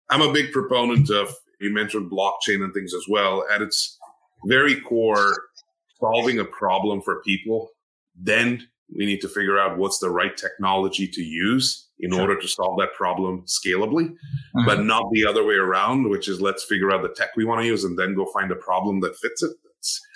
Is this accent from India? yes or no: yes; India; moved away as an adult; now in United States; I'm an immigrant to the U.S., right? I grew up in India